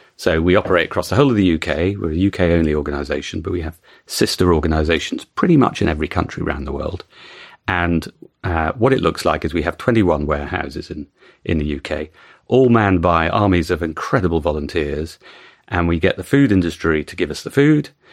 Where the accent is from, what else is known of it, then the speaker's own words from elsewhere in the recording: United Kingdom; as a Brit